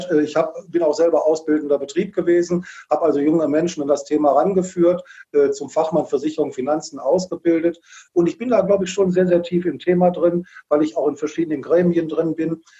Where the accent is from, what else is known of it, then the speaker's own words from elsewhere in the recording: Wuppertal, North Rhine-Westphalia, Germany; kommt aus Wuppertal. Ich bin auch hier in Wuppertal geboren